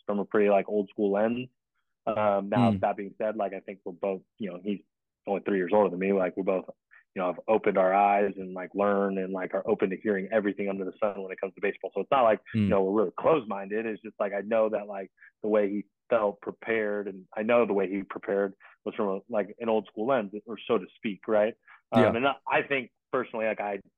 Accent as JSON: {"language": "English", "town": "Long Beach", "region": "California", "country": "United States", "tie": "born or raised there", "said": "I grew up in Long Beach"}